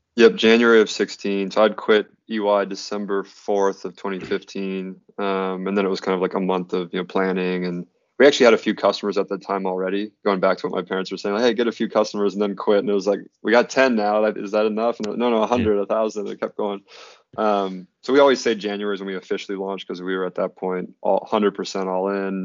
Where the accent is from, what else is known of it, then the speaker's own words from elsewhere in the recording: Red Wing, Minnesota, United States; moved away; I'm from Red Wing, Minnesota, originally